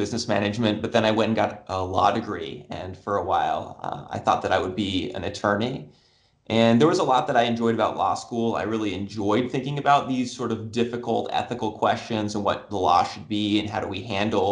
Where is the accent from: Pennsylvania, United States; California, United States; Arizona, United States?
Arizona, United States; Tucson; I grew up down in Tucson where the University of Arizona is